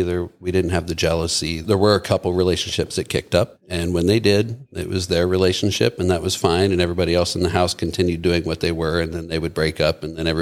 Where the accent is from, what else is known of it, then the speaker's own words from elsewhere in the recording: Midwest, United States; moved away; I come from the Midwest, Catholic town